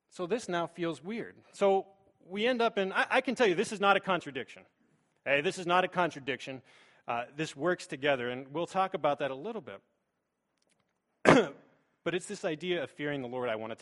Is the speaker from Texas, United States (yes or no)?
no; Pittsburgh, Pennsylvania, United States; moved away as an adult; now in Bowling Green, United States; I am from Pittsburgh